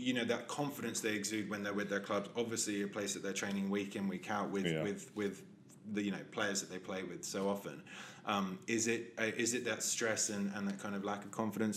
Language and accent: English; England, United Kingdom; as an Englishman